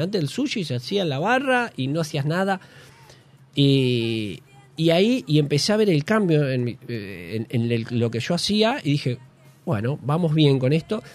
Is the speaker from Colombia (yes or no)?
no; Bragado, Buenos Aires Province, Argentina; moved away as an adult; now in Buenos Aires, Argentina; De Bragado, 210 kilómetros